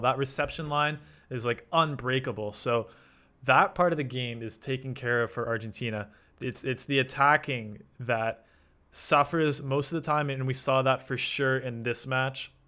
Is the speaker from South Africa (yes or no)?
no; Canada; as a Canadian